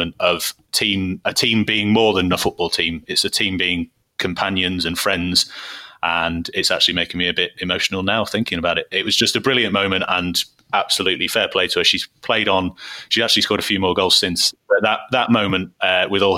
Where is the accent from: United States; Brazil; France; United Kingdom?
United Kingdom; Salford, North West England; I grew up in Salford